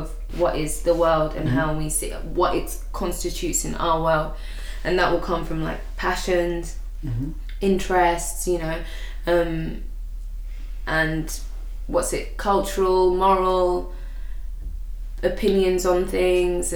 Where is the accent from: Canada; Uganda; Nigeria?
Uganda; now in United Kingdom; I'm from Uganda, so Uganda in Africa